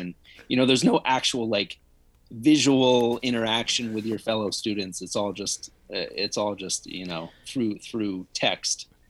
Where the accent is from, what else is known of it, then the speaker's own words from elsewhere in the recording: Connecticut, United States; home where I grew up in Connecticut